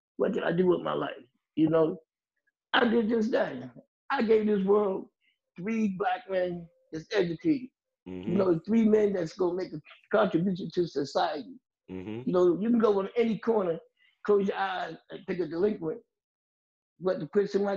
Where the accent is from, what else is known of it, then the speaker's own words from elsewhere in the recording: Jersey City, New Jersey, United States; I'm from Jersey City, where I still live all my life. Born and raised here